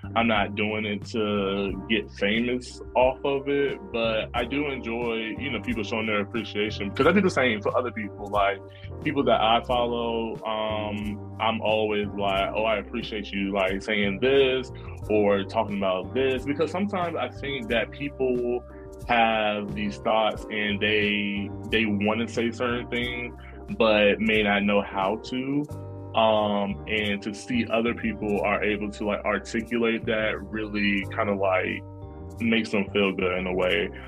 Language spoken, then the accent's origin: English; Norfolk, Virginia, United States; moved away as an adult; now in New York, United States; I love being from Norfolk. I love growing up there